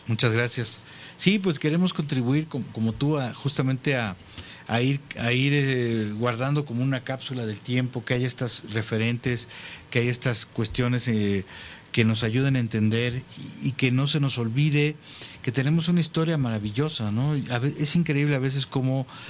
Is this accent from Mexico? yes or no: yes; Mexico